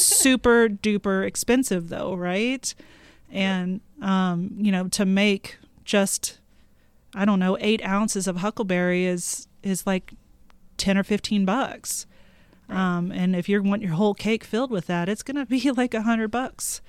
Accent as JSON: {"language": "English", "town": "Houston", "region": "Texas", "country": "United States", "moved": "yes", "lives_now": "Billings, United States", "said": "I'm from Houston"}